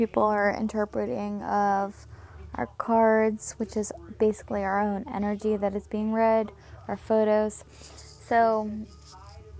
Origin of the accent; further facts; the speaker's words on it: Havre de Grace, Maryland, United States; also born or lived in Bel Air, Maryland; originally I'm Havre Grace, Maryland